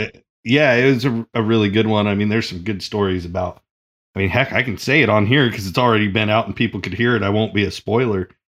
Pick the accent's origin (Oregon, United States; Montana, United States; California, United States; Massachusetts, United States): Oregon, United States; I'm from Oregon